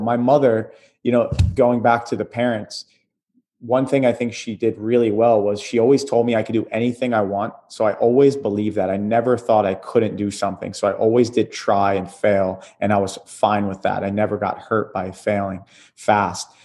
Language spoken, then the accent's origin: English; Atlantic City, New Jersey, United States; moved away; Moving out of Jersey, my hometown, Atlantic City area